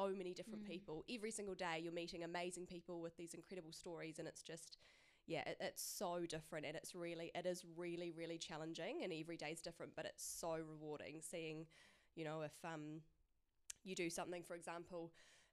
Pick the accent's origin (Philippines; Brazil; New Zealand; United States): New Zealand; Christchurch, Canterbury; being back home and being in Christchurch, is I'm from Christchurch